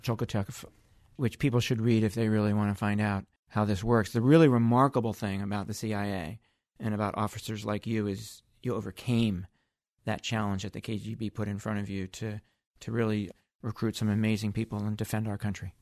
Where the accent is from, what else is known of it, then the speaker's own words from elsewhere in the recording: Akron, Ohio, United States; my hometown of Akron, Ohio